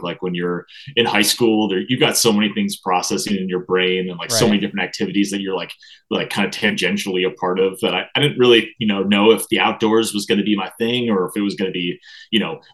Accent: Milwaukee, Wisconsin, United States; now in Twin Cities, United States; I grew up in Milwaukee, right on Lake Michigan

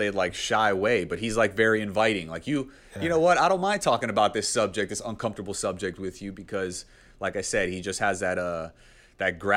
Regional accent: Texas, United States; Being a Texan yeah, myself, I mean

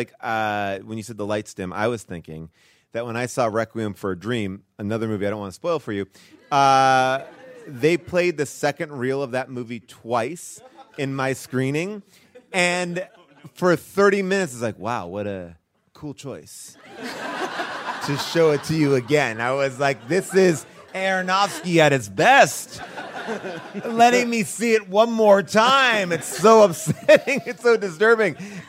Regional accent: New York City, New York, United States; oh, I'm a New Yorker. This is amazing.

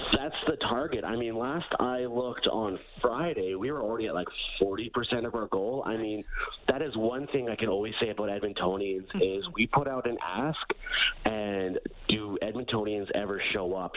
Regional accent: Alberta, Canada; I'm born and raised in Alberta.

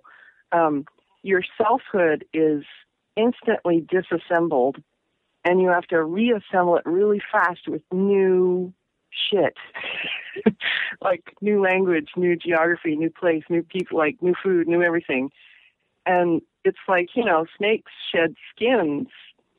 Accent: Pacific Northwest, United States; also born or lived in Massachusetts / New York / Florida / Ohio; I grew up in the Northwest, and I've always come back. And cumulatively, I've lived here the most number of years.

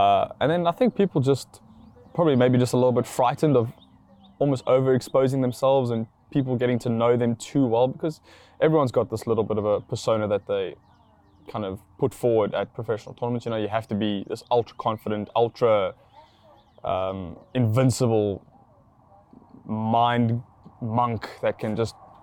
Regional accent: South Africa; I'm from South Africa

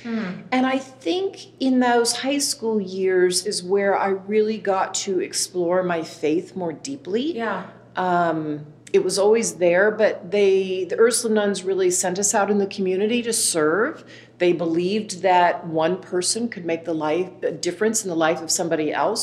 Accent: Dallas, Texas, United States; I grew up in Dallas, Texas, raised by two parents, Ray and Elaine

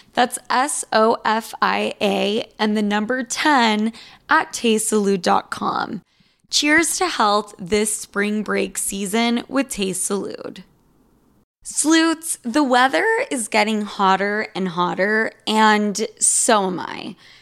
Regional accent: Sandy, Utah, United States; I grew up in Sandy, Utah

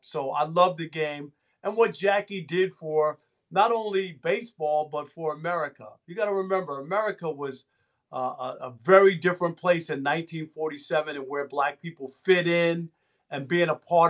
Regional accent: New York City, New York, United States; And I used to be a kid growing up in Jamaica, Queens

